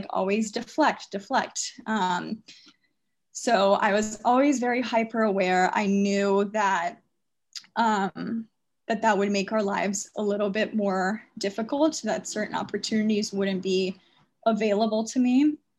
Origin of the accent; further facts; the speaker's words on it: United States; Even though I grew up in America, I had to go to college as an international student.